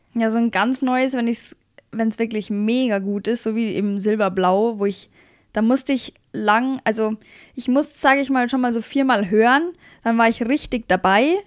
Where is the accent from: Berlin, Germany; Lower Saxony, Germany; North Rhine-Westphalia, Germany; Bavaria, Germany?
Bavaria, Germany; accent: Bavarian; mein Dialekt ist bayerisch